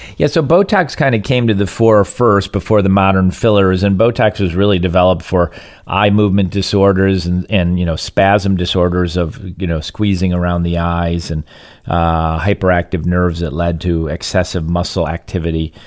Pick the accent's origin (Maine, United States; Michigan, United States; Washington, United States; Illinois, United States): Michigan, United States; now in Southwest Florida, United States; growing up in Michigan